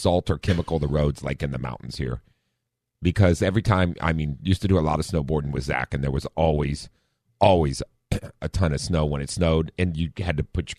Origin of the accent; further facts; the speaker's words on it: Midwest, United States; moved away; growing up in the Midwest